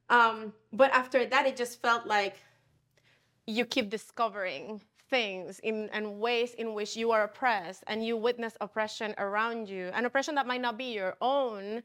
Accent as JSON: {"language": "English", "country": "Puerto Rico", "tie": "born or raised there", "moved": "as an adult", "lives_now": "Chicago, United States", "said": "I'm originally from Puerto Rico"}